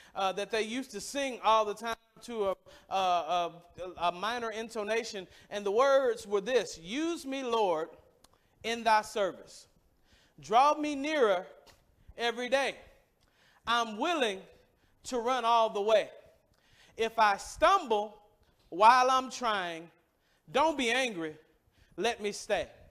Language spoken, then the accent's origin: English; Mississippi, United States; I grew up in Mississippi, and I, I, grew up at a church